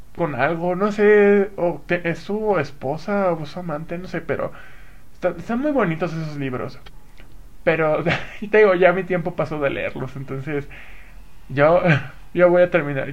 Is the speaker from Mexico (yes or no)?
yes; Acapulco, Guerrero, Mexico; now in Toluca, Mexico; ya me habré ido a mi pueblo, a mi rancho